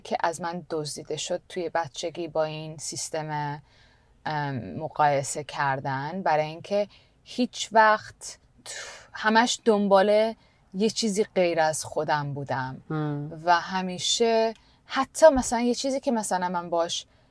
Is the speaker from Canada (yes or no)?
yes; Canada; moved away; also born or lived in India; من تو کانادا بزرگ شدم